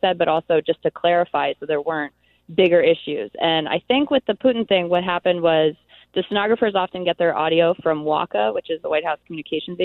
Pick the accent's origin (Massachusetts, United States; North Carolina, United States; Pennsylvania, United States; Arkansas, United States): Pennsylvania, United States; Philadelphia; I'm from Philadelphia